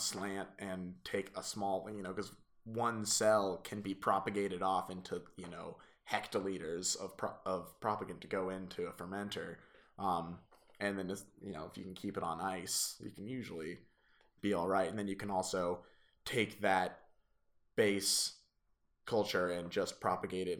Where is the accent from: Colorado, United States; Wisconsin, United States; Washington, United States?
Colorado, United States; Boulder; growing up in Boulder